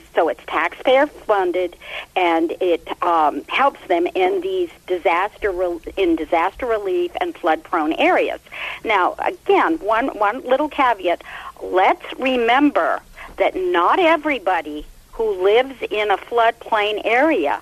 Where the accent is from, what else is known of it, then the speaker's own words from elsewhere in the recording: Washington, United States; I'm from the Washington metro area